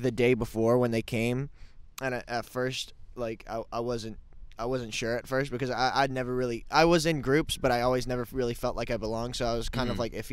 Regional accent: New Jersey, United States; I'm from New Jersey originally.

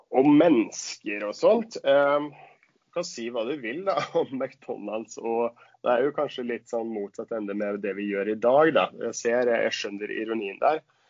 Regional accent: Sweden; Norwegian is a second language; moved away as an adult; now in Oslo, Norway; jeg er svensk

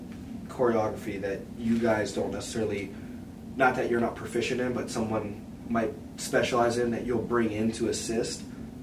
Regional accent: Pittsburgh, Pennsylvania, United States; That's my hometown, Pittsburgh.

